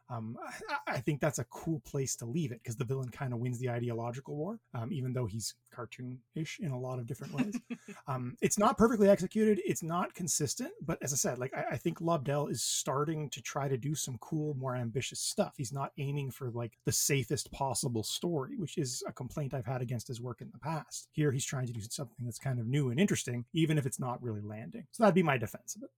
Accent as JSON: {"language": "English", "town": "Thunder Bay", "region": "Ontario", "country": "Canada", "said": "I am from Thunder Bay, Ontario"}